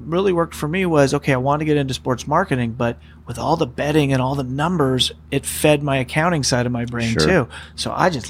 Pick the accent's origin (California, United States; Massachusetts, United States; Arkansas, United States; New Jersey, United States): California, United States; Petaluma; also born or lived in Berkeley / San Francisco; I was born up in Sonoma County, a city called Petaluma, up in the wine country.